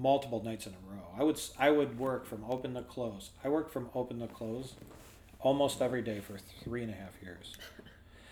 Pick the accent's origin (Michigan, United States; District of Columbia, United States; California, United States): Michigan, United States; Wyandotte; also born or lived in Taylor, Michigan / Allen Park, Michigan; I grew up in Wyandotte, Michigan, which is downriver near Detroit